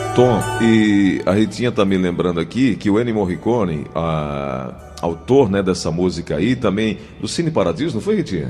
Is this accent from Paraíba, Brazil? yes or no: yes; Cajazeiras, Paraíba, Brazil; lá em Cajazeiras, na minha terra.